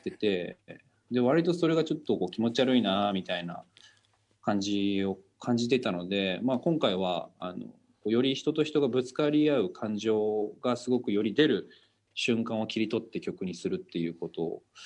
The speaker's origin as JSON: {"language": "Japanese", "region": "Oita", "country": "Japan", "tie": "born or raised there", "moved": "yes", "lives_now": "Tokyo, Japan", "said": "あの僕大分県出身なんですけどこう地元だともう隣の家の人たちとかもみんなこうご近所さんで仲"}